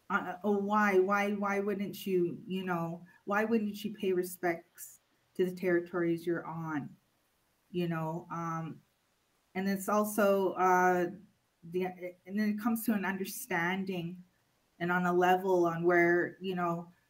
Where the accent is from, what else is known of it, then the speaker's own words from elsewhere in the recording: Blood Reserve, Treaty 7 territory, Alberta, Canada; I'm from the Blood Reserve. That's Kainai Nation